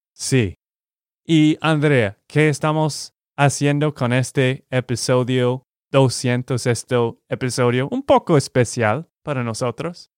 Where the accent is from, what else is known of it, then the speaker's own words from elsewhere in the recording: Texas, United States; Spanish is a second language; de Texas, Estados Unidos